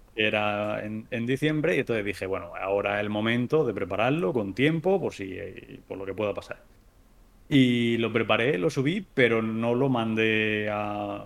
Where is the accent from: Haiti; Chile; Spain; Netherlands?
Spain; tres somos españoles